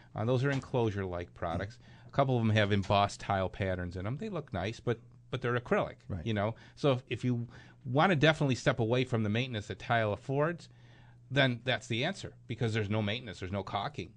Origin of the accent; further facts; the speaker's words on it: Clarence, New York, United States; my hometown? That's Clarence, New York